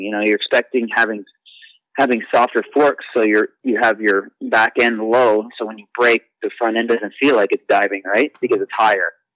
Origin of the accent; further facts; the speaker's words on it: Canada; growing up in Canada and being being uh, you know on the teams and at the front of the races